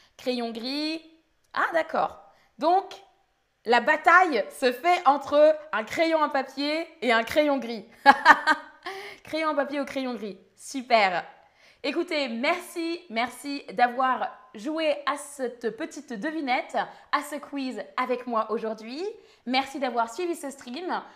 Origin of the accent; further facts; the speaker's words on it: Île-de-France, France; Je viens d'Île-de-France, d'où je viens.